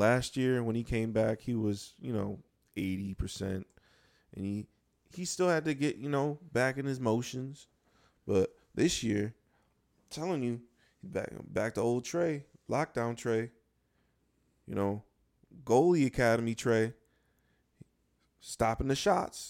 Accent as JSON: {"language": "English", "town": "Buffalo", "region": "New York", "country": "United States", "said": "Come from, uh, the land of the buffalo"}